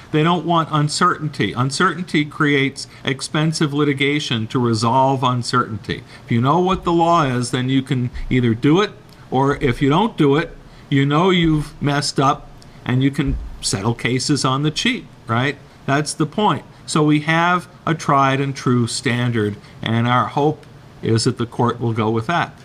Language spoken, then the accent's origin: English; New York, United States; moved away; I'm from New York